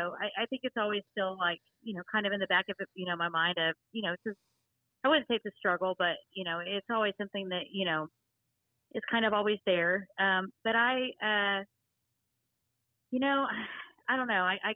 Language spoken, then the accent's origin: English; Fort Worth, Texas, United States; born there; now in Mineral Wells, United States; I currently live in Mineral Wells, Texas. I was born in Fort Worth, Texas, and my dad was in the military, so we moved around a little bit.